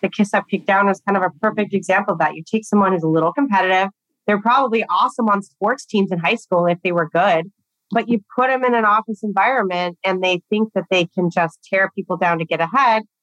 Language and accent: English; Southern California, United States; I grew up in Southern California